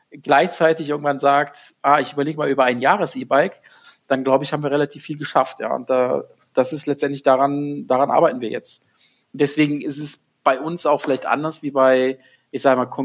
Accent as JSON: {"language": "German", "town": "Gummersbach", "region": "North Rhine-Westphalia", "country": "Germany", "tie": "born there", "said": "ich komme gebürtig aus Gummersbach, aus dem äh, Oberbergischen Kreis, ähm, was eine halbe Stunde von Köln ist"}